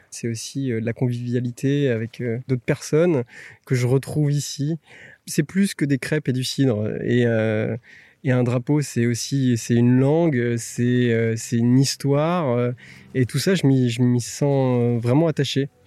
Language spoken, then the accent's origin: French; Brittany, France; J'ai grandi en Bretagne, euh, proche de la mer.